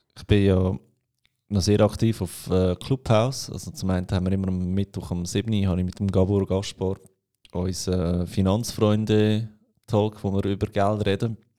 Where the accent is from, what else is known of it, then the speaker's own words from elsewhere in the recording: Aargau, Switzerland; Bei uns im Aargau